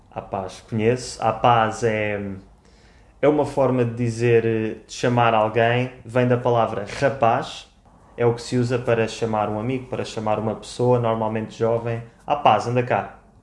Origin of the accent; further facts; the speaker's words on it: Lisbon, Portugal; accent: Lisbon; also born or lived in Funchal, Madeira; eu sou de Lisboa e por isso falo com um sotaque lisboeta